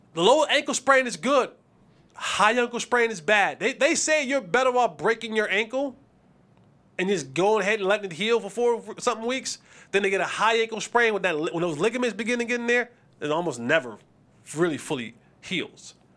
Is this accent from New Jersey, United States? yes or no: yes; New Jersey, United States; I'm from New Jersey